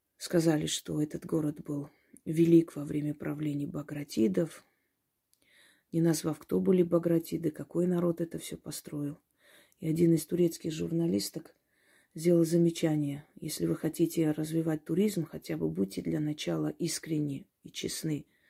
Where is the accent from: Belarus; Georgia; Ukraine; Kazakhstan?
Georgia; also born or lived in Kars (ancestry); now in Russia; Я родилась в Грузии